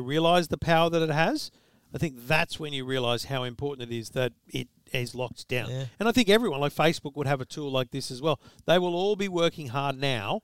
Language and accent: English; Thornleigh, New South Wales, Australia; Thornleigh, New South Wales, Australia. I mean, that's where I'm from.